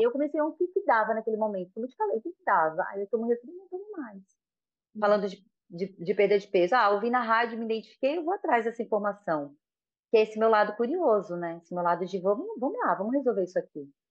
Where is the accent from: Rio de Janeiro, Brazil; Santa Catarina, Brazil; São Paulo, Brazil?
Santa Catarina, Brazil; Florianópolis; sou daqui de Floripa, amo ser daqui de Floripa, né? E todo mundo fala que é quase uma raridade, mas eu sou de Floripinha